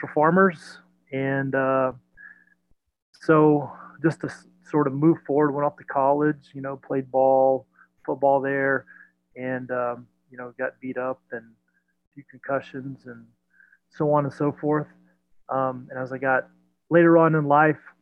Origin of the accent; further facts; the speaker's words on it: Belle Glade, Florida, United States; now in Atlanta, United States; I grew up down in the Florida Everglades, a small town called Belle Glade, right on Lake